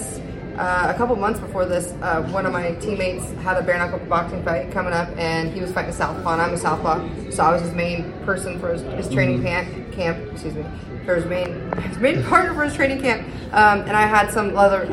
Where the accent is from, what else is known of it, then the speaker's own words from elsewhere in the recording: Anchorage, Alaska, United States; I'm born and raised in Anchorage, Alaska